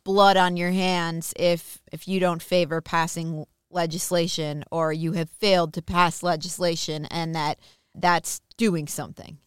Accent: Minnesota, United States; I'm from Minnesota

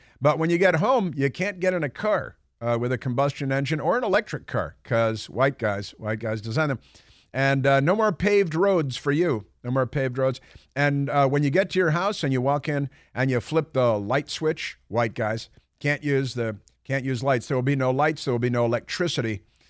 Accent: Chicago, Illinois, United States; I grew up in Chicago, Northern Illinois, and I can tell you they could use a little climate change.

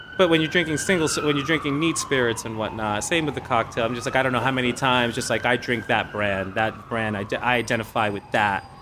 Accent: New York City, New York, United States; I grew up in the South Bronx

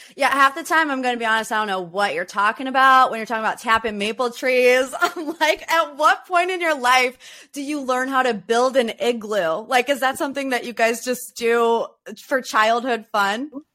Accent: Northeast Ohio, United States; I grew up in Northeast Ohio, which means I went to Cedar Point every single year as a child

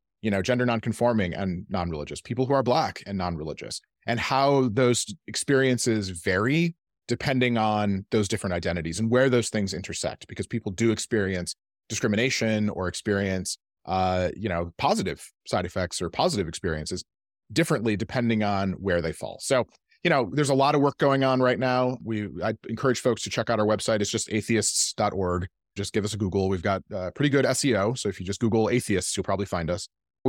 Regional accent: Michigan, United States; Because I'm from Michigan, there's a little bit more like auto industry.

